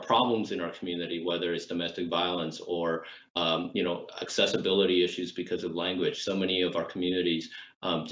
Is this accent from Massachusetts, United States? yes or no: no; San Jose, California, United States; I came from East San Jose. I grew up in East San Jose